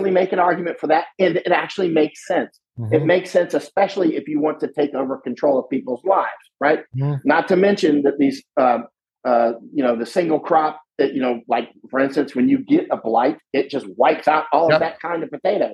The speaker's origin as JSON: {"language": "English", "region": "Florida", "country": "United States", "tie": "born or raised there", "moved": "yes", "lives_now": "Netherlands", "said": "I grew up in Florida. So I grew up around groves"}